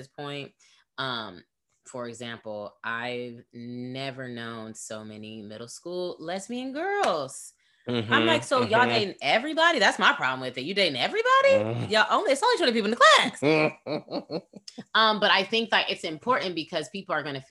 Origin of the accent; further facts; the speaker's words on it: Bay Area, California, United States; I'm from California and I went to school in the Bay Area